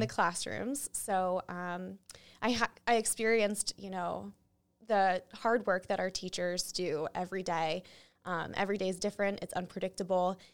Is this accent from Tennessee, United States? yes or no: no; New Hampshire, United States; moved away; also born or lived in Springfield; I grew up in New Hampshire